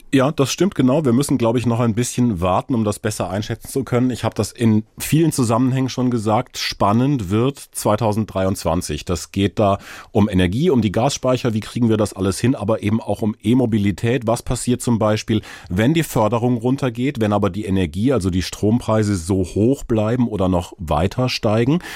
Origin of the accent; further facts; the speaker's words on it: Karlsruhe, Baden-Württemberg, Germany; Ich komme aus so einer Fahrradstadt aus Karlsruhe, wo man ganz gut unterwegs sein kann.